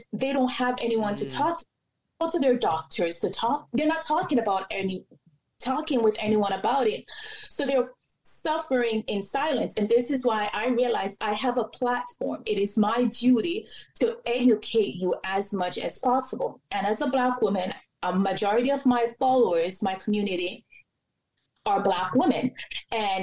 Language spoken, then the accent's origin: English; Jamaica; I'm Jamaican.